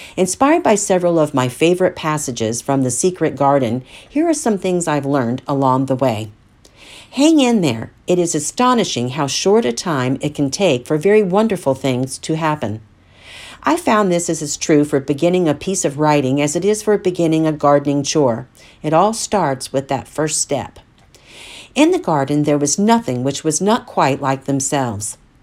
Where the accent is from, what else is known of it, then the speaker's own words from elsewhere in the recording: Central Florida, United States; my experiences growing up in Central Florida in the seventies